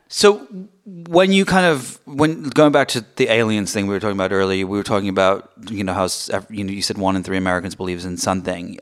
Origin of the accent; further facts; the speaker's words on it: England, United Kingdom; now in United States; I grew up in England